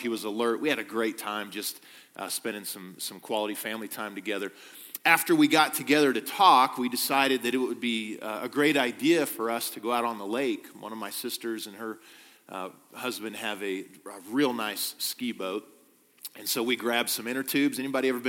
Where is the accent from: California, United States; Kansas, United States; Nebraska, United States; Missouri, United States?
Kansas, United States; moved away; I'm from Kansas, born and raised there